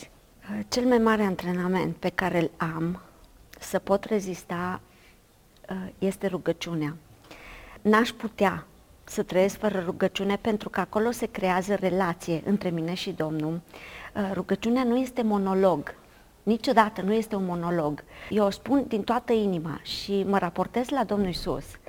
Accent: Bulgăruș, Timiș County, Romania; am crescut la sat, la Bulgăruș, undeva la 40 de kilometri de Timișoara

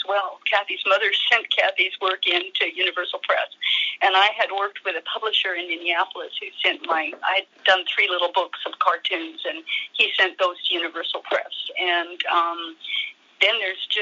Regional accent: North Vancouver, British Columbia, Canada; moved away; also born or lived in Hamilton, Ontario / Dundas, Ontario / northern Canada; I grew up in North Vancouver, which is just across the pond from the main city

